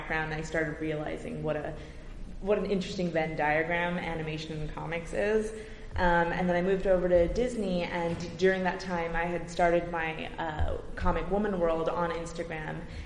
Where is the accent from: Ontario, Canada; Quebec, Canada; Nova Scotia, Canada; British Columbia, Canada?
Ontario, Canada; Brampton; I'm from Brampton, Ontario, and I was really into animation as a kid